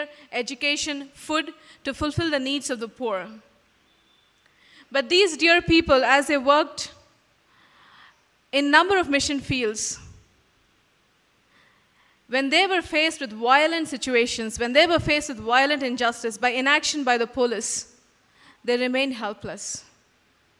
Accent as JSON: {"language": "English", "town": "Mumbai", "region": "Maharashtra", "country": "India", "tie": "born or raised there", "moved": "as an adult", "lives_now": "Bangalore, India", "said": "Growing up in Bombay and working with my parents in their church"}